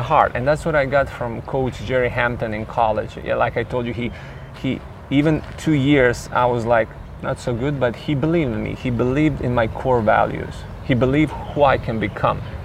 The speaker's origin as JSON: {"language": "English", "town": "Split", "region": "Split-Dalmatia County", "country": "Croatia", "tie": "born or raised there", "said": "at that time in 90s where I was growing up, I was born in Split, Croatia."}